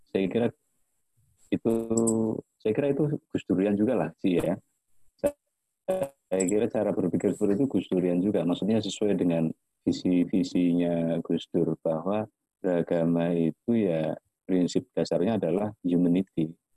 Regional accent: Java, Indonesia; Orang saya Jawa saya nggak apa-apa, tapi mungkin teman atau kerabat saya merasa tersinggung ketika ada lelucon tentang Jawa.

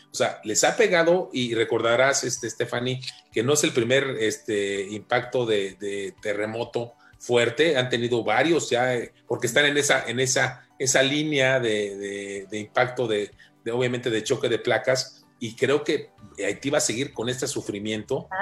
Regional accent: Mexico; como mexicano

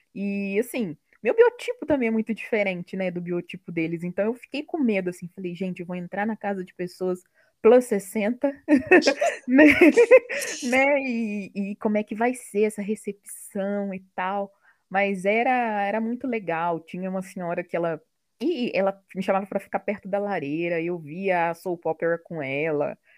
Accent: Barra Mansa, Rio de Janeiro, Brazil; moved away; sou de Barra Mansa, no interior do Rio

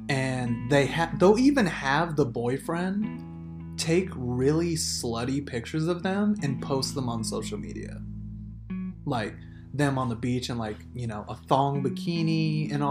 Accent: Las Vegas, Nevada, United States; we were born and raised in Vegas

